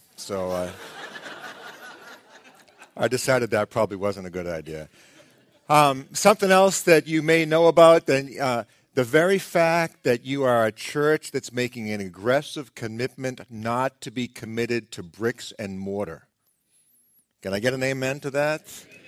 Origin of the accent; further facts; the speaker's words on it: Boston, Massachusetts, United States; I'm from Boston